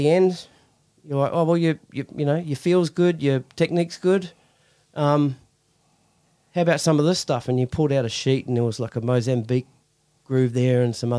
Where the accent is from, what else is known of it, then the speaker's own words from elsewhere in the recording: New Zealand; So did my research, found out who you guys were, because I came from New Zealand.